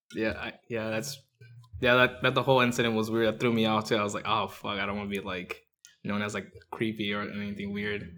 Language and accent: English; Orange County, California, United States; also born or lived in Mexico City, Mexico; we moved around from Anaheim to, like, Or, to Fullerton, to to, like, Riverside